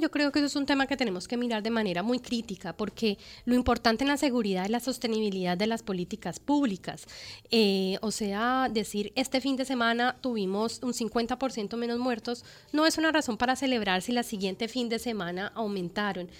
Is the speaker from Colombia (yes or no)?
yes; Colombia; en el país, en mi país, en Colombia.